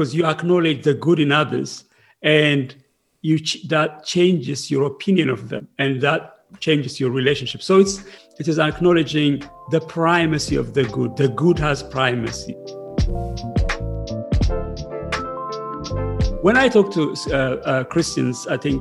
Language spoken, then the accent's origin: English; Ethiopia; moved away as an adult; now in United Kingdom; I came from Ethiopia when Ethiopia was in civil war with Eritrea